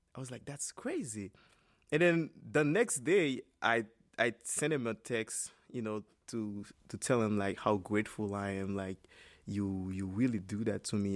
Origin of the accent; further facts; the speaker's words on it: Cap-Haïtien, Nord, Haiti; moved away as an adult; now in United States; my hometown, which is Kapa Isen